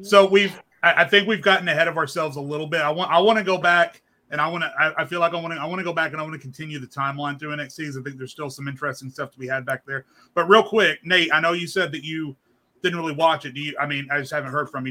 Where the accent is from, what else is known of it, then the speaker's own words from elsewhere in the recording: Arkansas, United States; I grew up in Arkansas